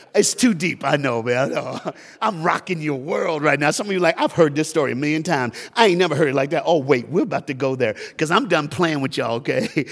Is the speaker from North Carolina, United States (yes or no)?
no; Knoxville, Tennessee, United States; We grew up together in Knoxville, Tennessee